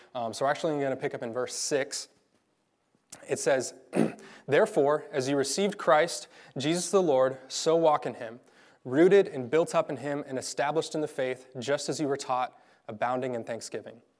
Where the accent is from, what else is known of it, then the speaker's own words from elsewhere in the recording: Garden City, Kansas, United States; I grew up in Garden City